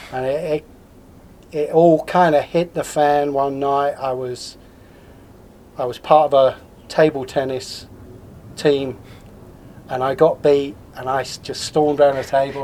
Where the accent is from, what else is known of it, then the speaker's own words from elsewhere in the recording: Swanley, South East England, United Kingdom; moved away as an adult; also born or lived in Crystal Palace, London / Lower East Side, New York; now in Oregon/Washington, United States; when I was just a youngster, my parents moved out to a little suburb called Swanley in Kent.